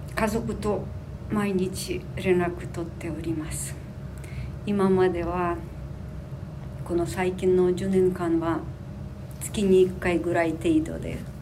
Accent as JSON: {"language": "Japanese", "town": "Sumy", "region": "Sumy Oblast", "country": "Ukraine", "tie": "born or raised there", "also_born_or_lived": "Moscow, Russia", "second_language": "Japanese", "moved": "as an adult", "lives_now": "Minato, Tokyo, Japan", "said": "私生まれた穀倉地帯で生まれていてずっとあの農業の仕事に憧れていましたそのためにはあの18歳になってウクライナのスミ市の高校を卒業してモスクワに行って"}